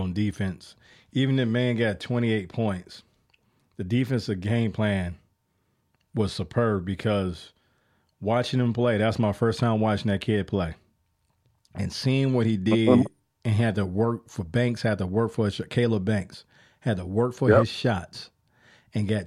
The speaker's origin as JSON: {"language": "English", "town": "Chicago", "region": "Illinois", "country": "United States", "said": "And I'm from the Midwest. I'm from Chicago"}